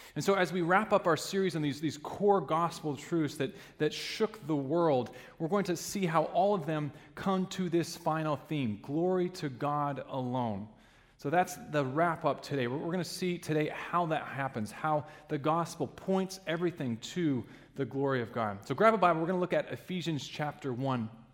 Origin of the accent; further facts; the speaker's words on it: Alaska, United States; now in Ludington, United States; growing up in Alaska, we had uh, sled dogs